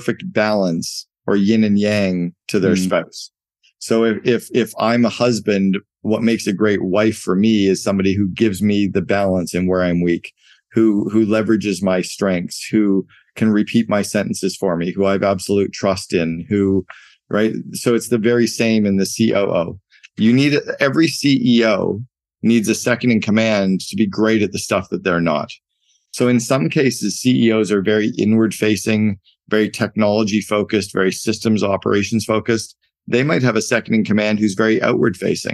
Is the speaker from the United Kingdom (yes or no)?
no; Canada; I grew up in Canada and we played a lot of hockey